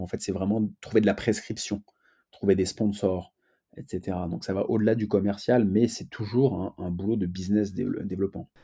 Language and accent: French; Paris, Île-de-France, France; je suis né à Paris